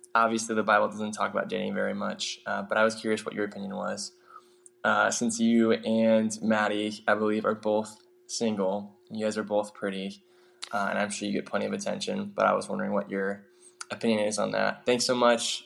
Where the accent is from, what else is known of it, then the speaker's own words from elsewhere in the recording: Cincinnati, Ohio, United States; I'm from Cincinnati, Ohio